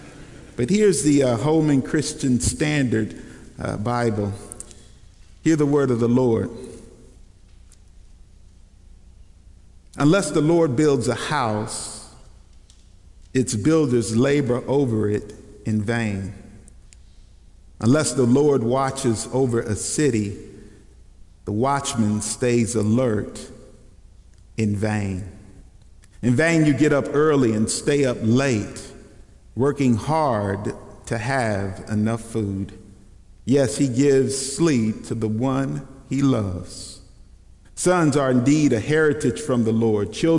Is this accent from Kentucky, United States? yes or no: yes; Kentucky, United States; moved away; also born or lived in Dallas, Texas; I was born in Kentucky